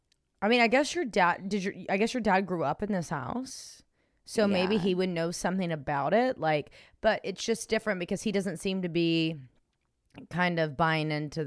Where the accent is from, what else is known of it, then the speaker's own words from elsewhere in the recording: Los Angeles, California, United States; now in Texas, United States; I'm originally from Los Angeles, and I now live in Texas.